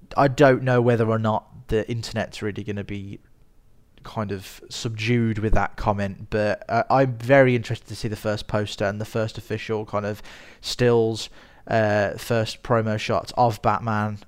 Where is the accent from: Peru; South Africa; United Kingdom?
United Kingdom; Birmingham, West Midlands; I am a filmmaker from Birmingham in the United Kingdom, as you can probably tell from my voice.